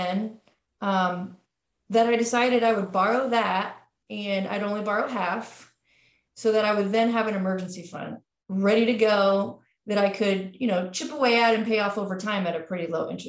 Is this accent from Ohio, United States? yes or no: yes; Cincinnati, Ohio, United States; now in Columbus, United States; I grew up in Cincinnati, Ohio